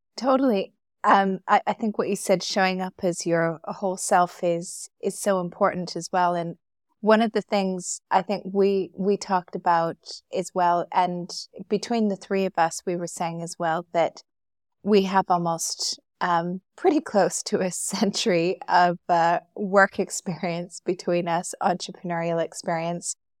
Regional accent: Calgary, Alberta, Canada; moved away as an adult; now in Dubai, United Arab Emirates; We grew up together in Calgary

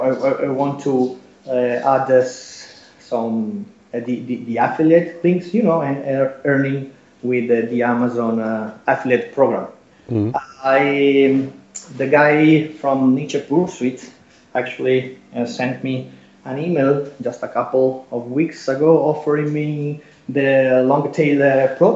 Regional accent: Italy; English is a second language; I'm Italian, so English is my second language, or maybe my third language, because I can speak Spanish much better than English

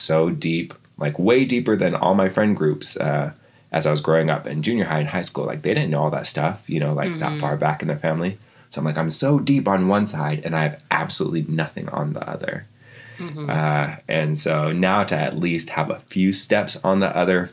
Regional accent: Seattle, Washington, United States; also born or lived in Lapwai, Idaho; I was born over in Seattle, and then my mom would send me over to Lapway for my summers

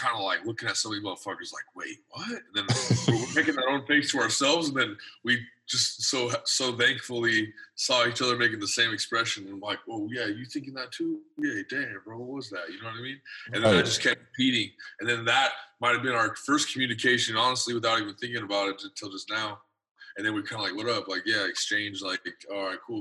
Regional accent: Colorado, United States; I'm from Colorado

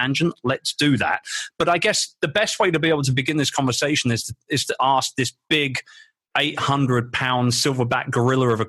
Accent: London, United Kingdom; my hometown of London

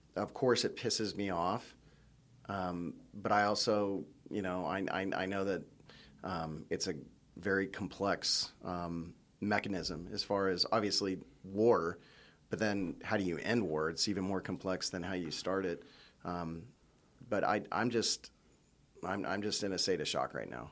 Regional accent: United States; being an American living in the United States

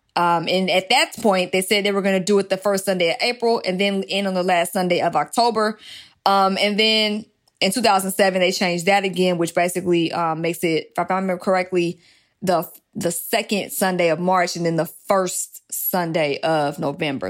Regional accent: Georgia, United States; accent: African American Vernacular English; now in California, United States; I'm in California, so California does things differently than my home state of Georgia

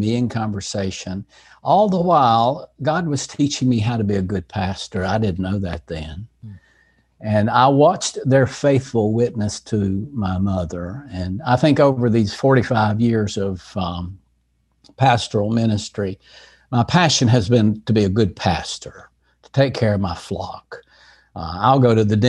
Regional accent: Asheville, North Carolina, United States; In Asheville, North Carolina, in the mountains of North Carolina.

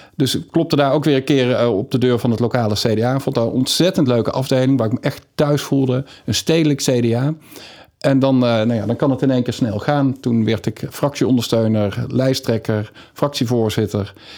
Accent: Valkenswaard, North Brabant, Netherlands; moved away as an adult; also born or lived in Amsterdam; ik ben opgegroeid in Valkenswaard

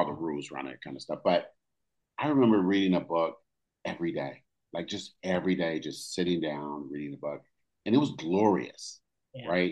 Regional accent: Oakland, California, United States; I grew up in California, Oakland, California

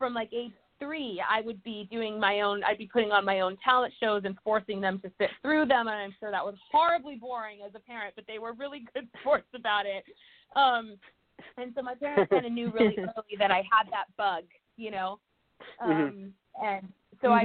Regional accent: a small town north of Atlanta, Georgia, United States; also born or lived in Texas; I grew up in Georgia in a little small town north of Atlanta

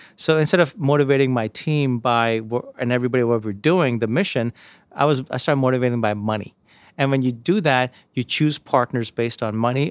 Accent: New York City, New York, United States; also born or lived in India; My mom raised my brother and I in, uh, in Jamaica, Queens, outside New York City

